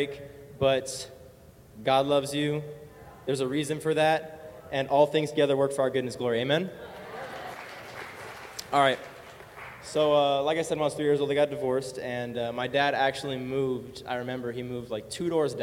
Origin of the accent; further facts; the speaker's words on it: California, United States; I was born here in California, born and raised